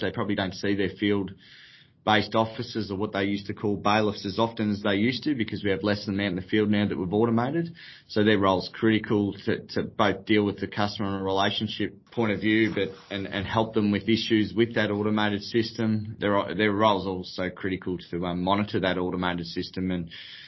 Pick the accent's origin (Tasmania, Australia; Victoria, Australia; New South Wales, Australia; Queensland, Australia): Victoria, Australia; Kyabram; I was born and bred in Kyabram, which is obviously a local rural area, surrounded by our irrigation network.